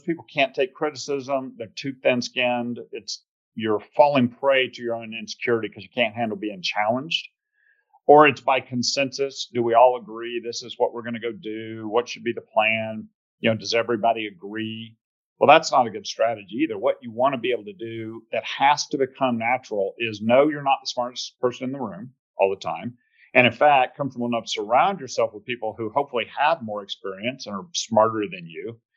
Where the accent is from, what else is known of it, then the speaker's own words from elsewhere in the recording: Plano, Texas, United States; accent: Texas twang and Georgia drawl; also born or lived in Georgia; So you hear a little bit of Texas twang and Georgia drawl. So born in Georgia, you know, really though, formative years were Texas in the Dallas area. So I went to a place called Plano Senior High